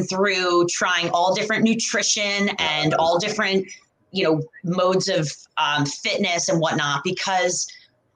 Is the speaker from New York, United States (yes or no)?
yes; New York, United States; I'm originally from New York